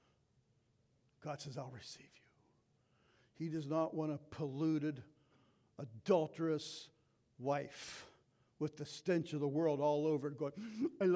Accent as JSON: {"language": "English", "country": "United States", "said": "as 2023 American Christians"}